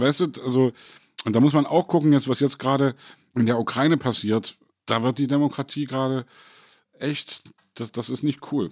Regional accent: East Germany, Germany; als Ossi

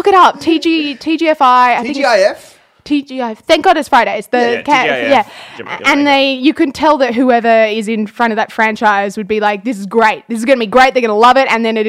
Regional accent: Jamaica; But I'm Jamaican.

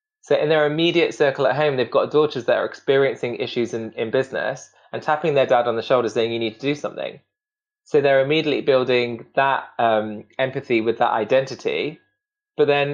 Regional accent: Derby, East Midlands, United Kingdom; I'm Indian, I'm Sikh, I'm working class, I'm from Derby

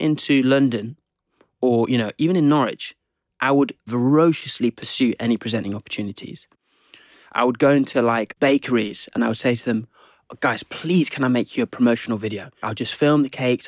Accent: Zimbabwe; also born or lived in England; now in United Kingdom; I grew up in Zim

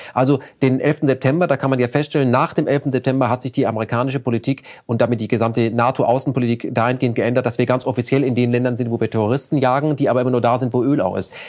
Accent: Germany; als Deutscher

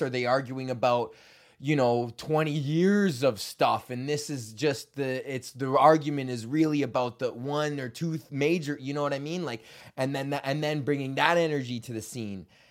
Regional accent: Canada; as Canadians

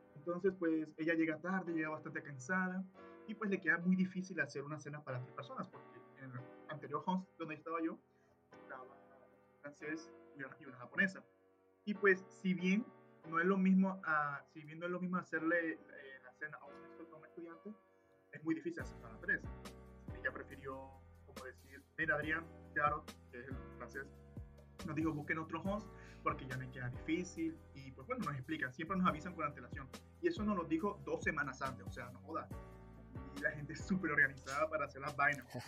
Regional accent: Colombia; moved away as an adult; now in Canada; como buen colombiano

